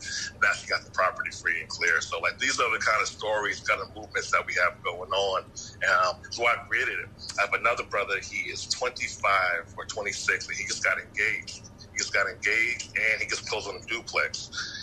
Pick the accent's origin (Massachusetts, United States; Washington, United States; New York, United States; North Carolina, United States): New York, United States; Yonkers; now in Atlanta, United States; I'm from Atlanta now, but yeah. I'm from New York